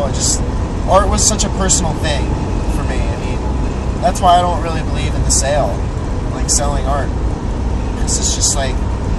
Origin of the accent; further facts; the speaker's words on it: Jersey Shore, New Jersey, United States; now in Sacramento, United States; I am from the Jersey Shore.